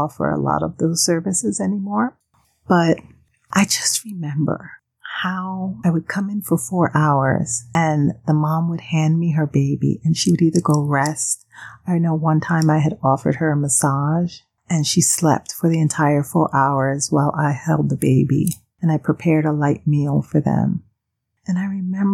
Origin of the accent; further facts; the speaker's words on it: Panama; moved away; growing up in Panama, I saw this a lot